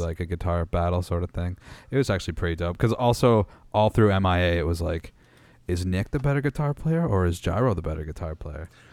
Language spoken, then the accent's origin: English; Meaford, Ontario, Canada; I grew up in Meaford, Ontario.